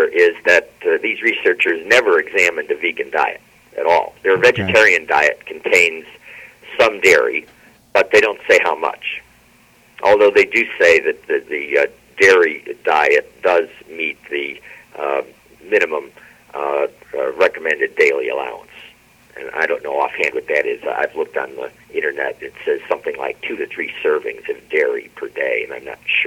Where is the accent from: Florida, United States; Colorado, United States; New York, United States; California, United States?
New York, United States; Binghamton; my hometown here, Binghamton